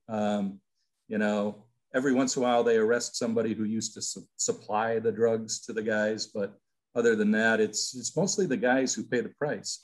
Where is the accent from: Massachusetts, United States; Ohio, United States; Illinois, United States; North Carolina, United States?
Illinois, United States; Peoria; moved away as an adult; also born or lived in Iowa; I grew up in Peoria, Illinois, as a Chicago Cubs fan